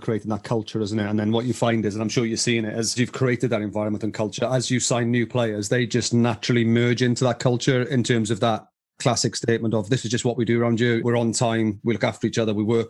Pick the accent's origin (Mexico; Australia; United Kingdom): United Kingdom; Welsh, Wales; as a Welshman